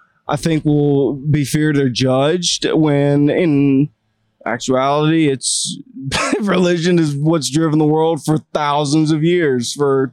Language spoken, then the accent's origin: English; Macon, Georgia, United States; we grew up in Macon, so we were always a little social butterfly down there, that Southern hospitality